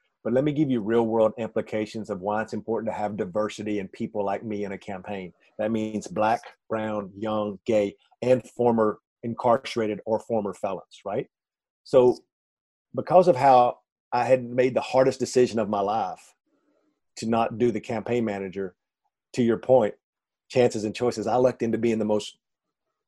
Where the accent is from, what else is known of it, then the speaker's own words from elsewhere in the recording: Tyler, Texas, United States; growing up in East Texas